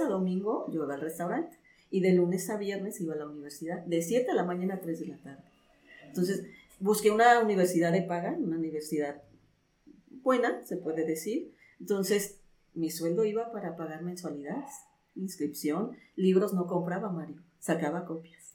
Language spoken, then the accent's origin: Spanish; Alto Lucero, Veracruz, Mexico; moved away as an adult; also born or lived in Mexico City; yo me fui de mi pueblo a estudiar a la Ciudad de México